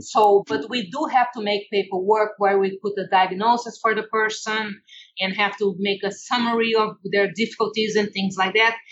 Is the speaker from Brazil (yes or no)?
yes; Brazil; English is a second language; moved away as an adult; now in United States; I come from Brazil, where it's very laid back